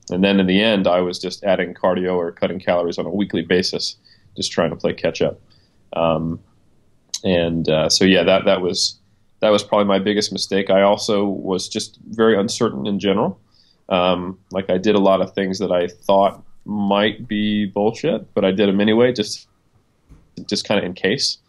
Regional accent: United States; moved away as an adult; also born or lived in New Zealand; now in Auckland, New Zealand; I'm American. Uh, I've been here for a little over four years now

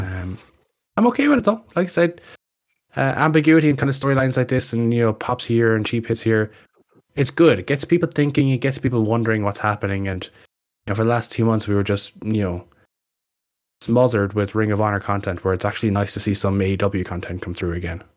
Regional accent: Ireland; we're a small country

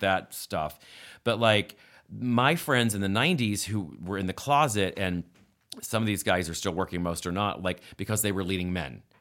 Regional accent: West Virginia, United States; moved away; I grew up in West Virginia in a house that was built in seventeen, in seventeen ninety-nine called Mill Meadow

